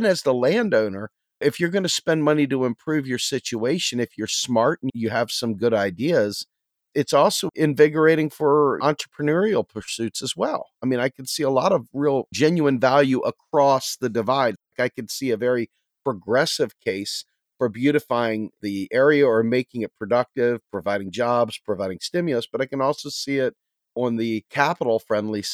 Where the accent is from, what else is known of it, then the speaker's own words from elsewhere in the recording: Pennsylvania, United States; Pennsylvania as my home state